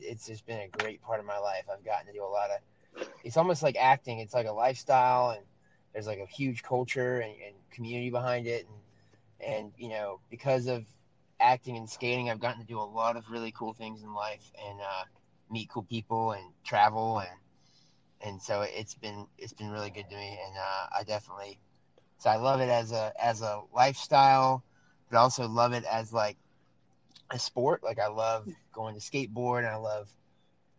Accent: South Carolina, United States; also born or lived in Charleston, South Carolina; I currently live in Charleston, South Carolina. I'm from South Carolina, but I'm not technically from Charleston

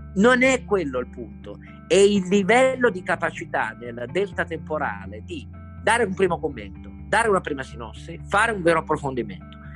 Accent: Turin, Piedmont, Italy; Io sono cresciuto di fronte a Fiat Fiori dove lavoravano 70.000 persone

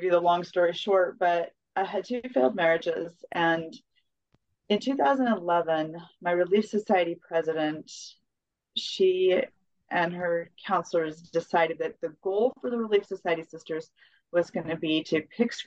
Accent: Colorado, United States; also born or lived in New Mexico; I was raised in Colorado mostly, and some in New Mexico

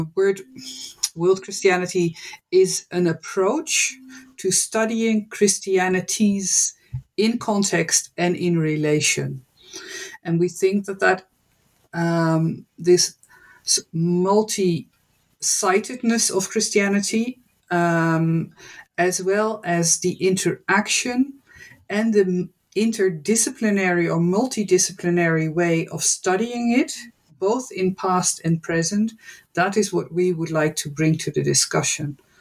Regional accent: Netherlands; moved away as an adult; also born or lived in United States / West Africa; I am born and raised in the Netherlands

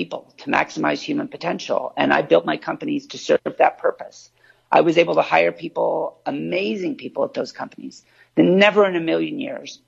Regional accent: California, United States; I was born in California on the coast

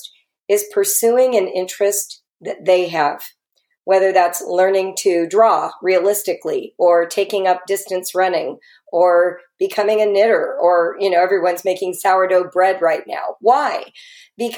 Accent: Los Angeles, California, United States; I'm a Californian, right? So that's part of the pedigree of coming from LA.

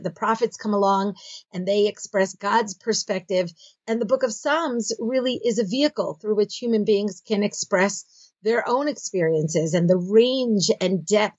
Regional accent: Philadelphia, Pennsylvania, United States; moved away as an adult; now in Israel; Okay, so I grew up in Philadelphia, and I did my first degree at Stern College, which is the women's division of Yeshiva University. I then made Aliyah. I moved to Israel, and I did my subsequent degrees at Bar-Ilan University.

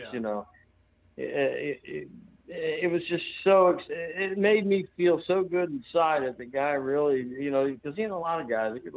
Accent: St. Petersburg, Florida, United States; also born or lived in Hawaii / North Carolina; I grew up here in St. Petersburg, Florida, where I'm still at, and I'm one block over from where I grew up, where I was raised as a child

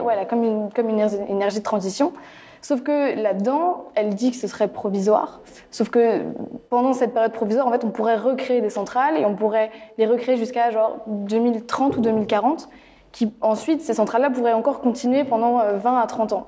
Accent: near Nantes, Pays de la Loire, France; je viens des Pays de la Loire, voilà, à côté de Nantes, Rennes

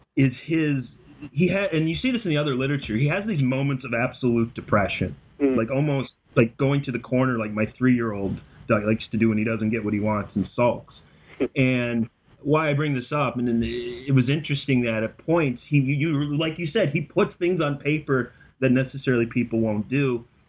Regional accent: Minnesota, United States; I grew up in Minnesota

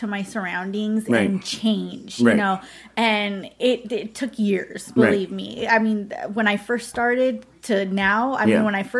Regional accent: California, United States; So my best friend who I grew up with in California was already living out here working at one of the hotels.

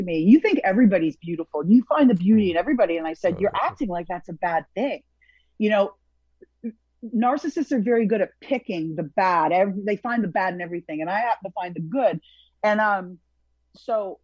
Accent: Toronto, Ontario, Canada; now in Hollywood, United States; I'm from Toronto.

